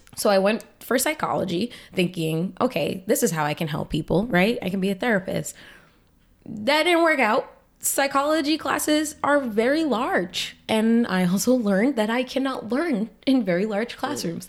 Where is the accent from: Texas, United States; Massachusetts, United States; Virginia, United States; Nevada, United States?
Massachusetts, United States; Boston; now in Lowell, United States; I was born here in Lowell, and, uh, my mom had some issues with substance abuse, and for a while we had to move away, well, for our whole lives. So my dad's sister, my wonderful auntie mama, she adopted me, and my sister went to live with her dad in New Hampshire, and I went to live in Boston.